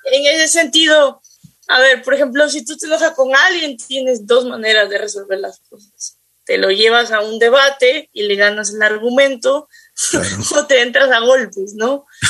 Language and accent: Spanish; Quito, Pichincha, Ecuador; yo soy de, de Quito